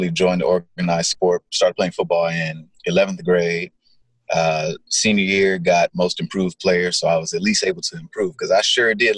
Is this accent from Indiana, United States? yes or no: no; Gardena, California, United States; I grew up South Bay area, Gardena, where the grass is greener, Gardena, California.